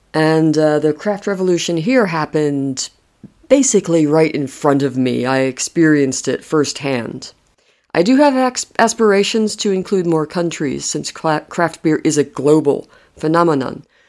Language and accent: English; United States; moved away as an adult; now in Madrid, Spain; I'm American originally